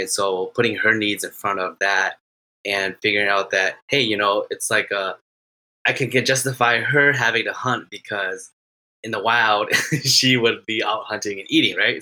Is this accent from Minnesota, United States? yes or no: yes; Minnesota, United States; I am from Minnesota.